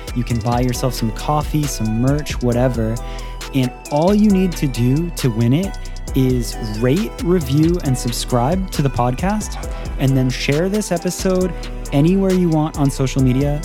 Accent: Clearwater, Florida, United States; I grew up in Clearwater, really, so not too far from Lakeland

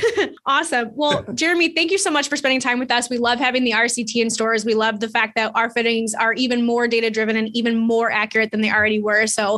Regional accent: Chicago, Illinois, United States; I'm a Chicagoan

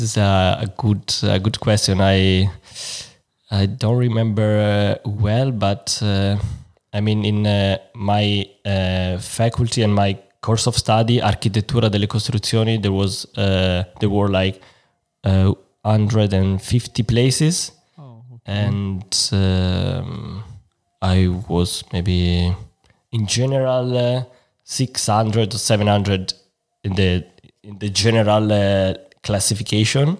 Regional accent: Milan, Lombardy, Italy; English is a second language; moved away as an adult; now in Frankfurt, Germany; I'm from Milan

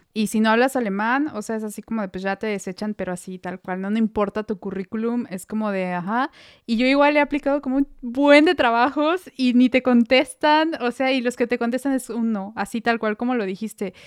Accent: Mexico; moved away; Como, como mexicanos

